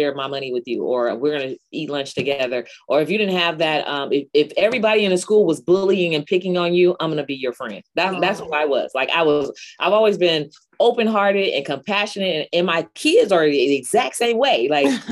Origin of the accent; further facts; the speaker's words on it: San Francisco Bay Area, California, United States; I grew up in the San Francisco Bay Area, of course, in the inner city